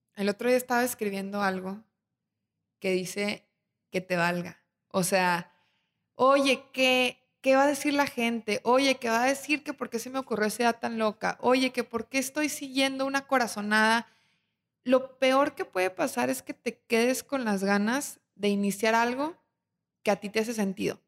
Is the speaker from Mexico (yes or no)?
yes; Torreón, Coahuila, Mexico; now in Monterrey, Mexico; yo vengo de Torreón y Torreón tiene más de cien años